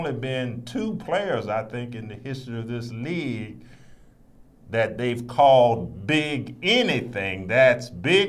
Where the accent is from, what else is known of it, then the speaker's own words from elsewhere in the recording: Richmond, Virginia, United States; people that I grew up with in Richmond, Virginia, in the West End section of Richmond